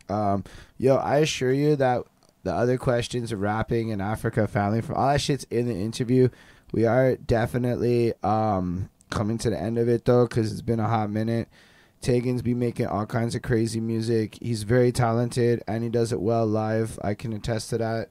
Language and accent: English; Montreal, Quebec, Canada; we're all from Montreal. Both of us is from Montreal.